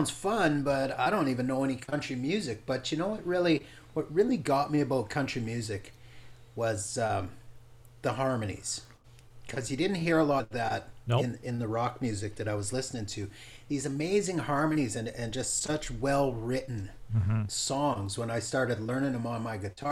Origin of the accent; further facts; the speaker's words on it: Grande Prairie, Alberta, Canada; I grew up in Grand Prairie